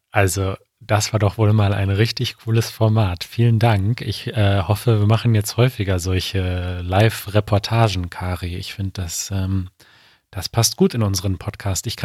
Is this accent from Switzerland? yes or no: no; Ireland; German is a second language; now in Munich, Germany